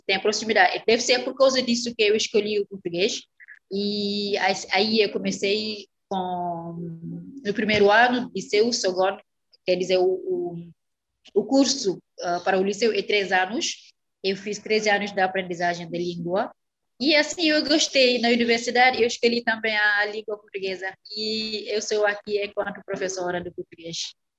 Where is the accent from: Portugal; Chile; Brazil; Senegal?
Senegal; Dakar; Portuguese is a second language; also born or lived in Casamance; eu sou da Casamance, do sul do país. Eu nasci aí, em Casamance, no sul do país, e depois que a minha família mudou para, para a capital, Dakar, onde eu fiz uhum. todos os meus estudos